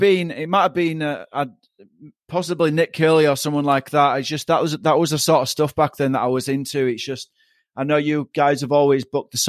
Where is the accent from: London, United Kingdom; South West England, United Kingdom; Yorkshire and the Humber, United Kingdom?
Yorkshire and the Humber, United Kingdom; Leeds; moved away as an adult; now in Melbourne, Australia; when I first came over here back in like 2012, it's completely different because I'm from Leeds